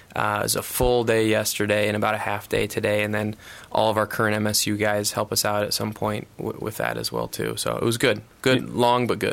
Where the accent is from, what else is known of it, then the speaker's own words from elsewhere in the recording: Iowa, United States; I grew up in Iowa